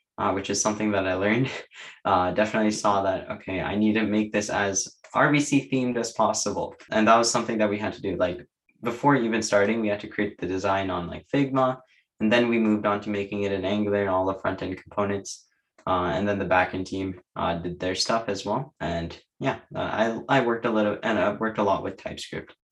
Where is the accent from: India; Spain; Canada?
Canada; Waterloo, Ontario; I'm from Waterloo. So nearby.